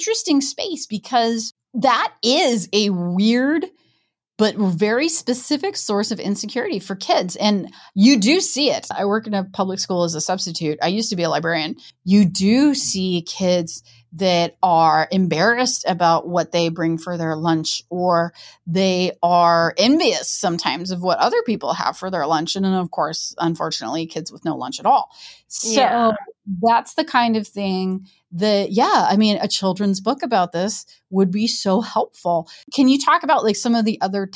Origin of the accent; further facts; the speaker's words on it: Midwest, United States; I am from the Midwest